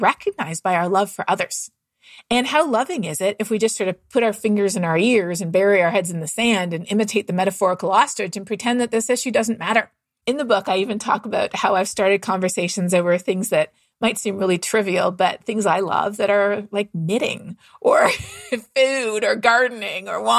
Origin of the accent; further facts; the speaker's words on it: Toronto, Ontario, Canada; moved away; I'm from Canada myself. And I grew up running through the woods of Southern Ontario